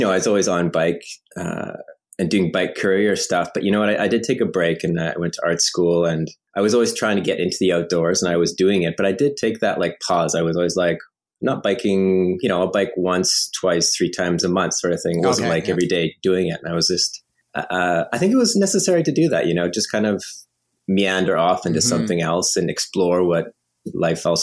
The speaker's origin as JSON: {"language": "English", "town": "High River", "region": "Alberta", "country": "Canada", "tie": "born or raised there", "moved": "yes", "lives_now": "Montreal, Canada", "said": "I grew up out west in Alberta, just outside of Calgary in the foothills"}